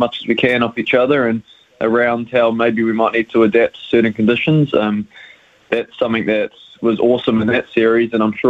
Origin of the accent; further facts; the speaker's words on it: Auckland, New Zealand; moved away as an adult; now in Christchurch, New Zealand; Yeah, I'm from Auckland initially. I did all my age group cricket through Auckland